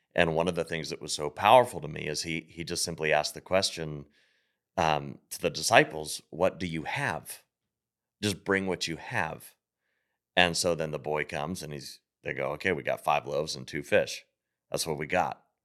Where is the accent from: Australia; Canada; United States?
United States; Pittsburgh, Pennsylvania; moved away; I grew up in Pittsburgh.